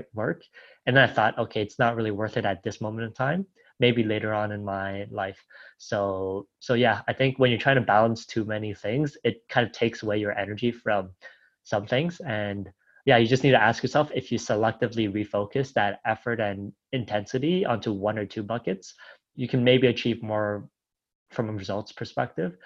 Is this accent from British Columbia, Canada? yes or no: no; Toronto, Ontario, Canada; moved away as an adult; now in Dubai, United Arab Emirates; I grew up in Toronto